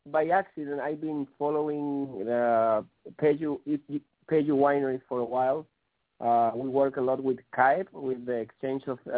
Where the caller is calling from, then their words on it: Chile; I'm calling from Chile in South America. … from AndesWines.com.